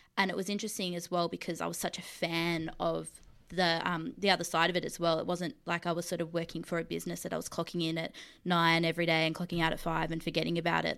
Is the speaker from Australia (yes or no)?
yes; Mildura, Victoria, Australia; I grew up in the country. I'm from Mildura.